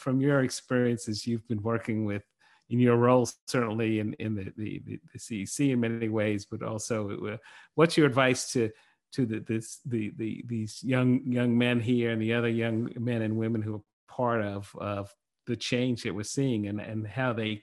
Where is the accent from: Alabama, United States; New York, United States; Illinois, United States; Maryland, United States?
New York, United States; New York City; Bed-Stuy, I grew up in Brooklyn